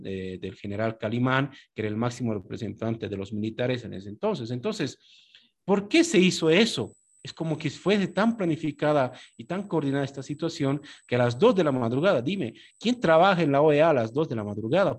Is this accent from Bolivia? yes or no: yes; Bolivia